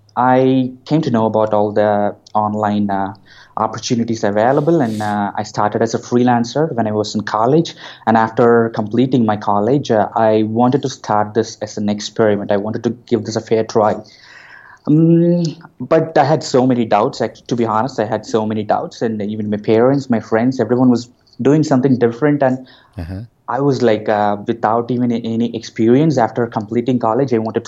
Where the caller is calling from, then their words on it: Coimbatore, Tamil Nadu, India; I'm calling from my office in India.